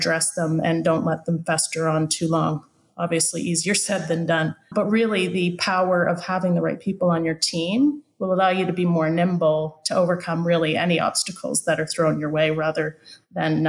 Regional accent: London, Ontario, Canada; I grew up in London. And after having gone to university, I went back to London

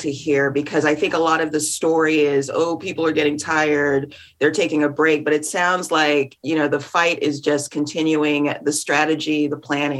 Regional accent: Georgia, United States; moved away; is my home state, Georgia.

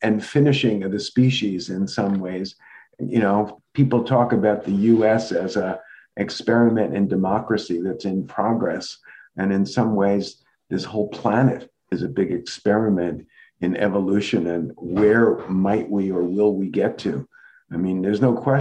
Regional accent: New York City, New York, United States; growing up in the New York City metro area

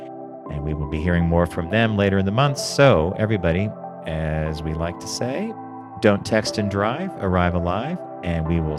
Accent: Palm Springs, California, United States; I grew up in Palm Springs. Every year it's water. We're going to run out of water.

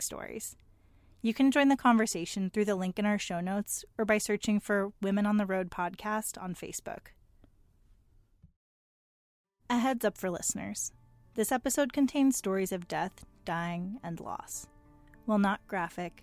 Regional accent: Seattle, Washington, United States; moved away; I spent the majority of that time in my hometown of Seattle

